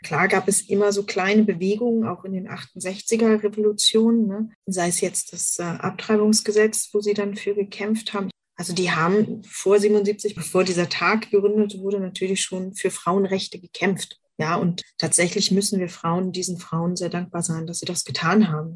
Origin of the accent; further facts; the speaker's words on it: Berlin, Germany; moved away; Ich bin tatsächlich in Westberlin groß geworden